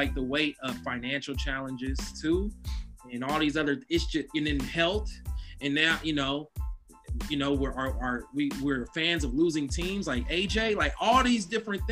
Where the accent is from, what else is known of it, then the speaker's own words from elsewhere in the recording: Oakland, California, United States; I was born in 1982, so I was raised in Oakland in the 80s